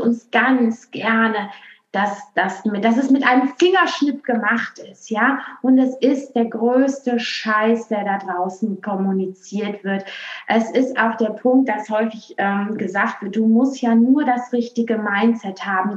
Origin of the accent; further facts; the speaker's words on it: Aachen, North Rhine-Westphalia, Germany; accent: western; now in Berlin, Germany; ursprünglich komme ich aus Aachen und jetzt bin also, ich aber in Berlin